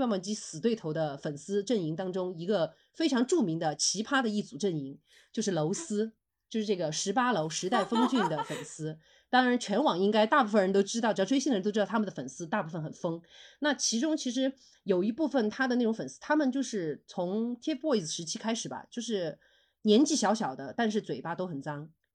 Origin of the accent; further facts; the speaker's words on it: Chengdu, Sichuan, China; 我们成都话展牙尖的一种状态